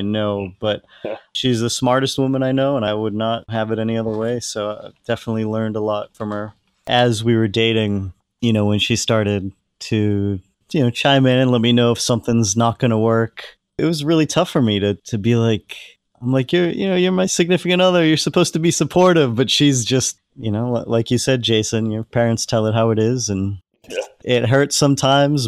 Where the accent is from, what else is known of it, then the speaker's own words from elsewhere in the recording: Hull, Massachusetts, United States; my hometown in Hull, Massachusetts, which is 45 minutes south of Boston